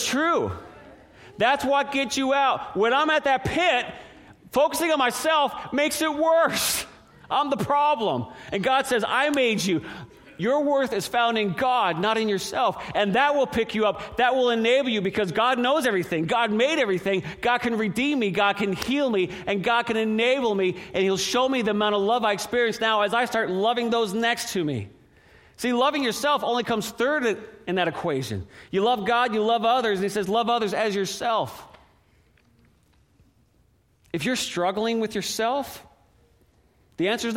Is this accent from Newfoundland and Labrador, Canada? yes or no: yes; an island off the coast of Newfoundland, Newfoundland and Labrador, Canada; now in Seattle, United States; when we were kids growing up on the East Coast, an island off the coast of Newfoundland, icebergs, polar bears in the northern part, beautiful area